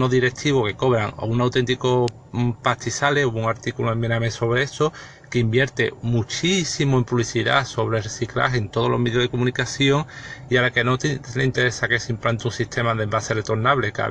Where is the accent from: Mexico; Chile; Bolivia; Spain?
Spain; yo no sé si mucho, bueno, cuánto soy de España, pero es que en España te vas por cualquier camino público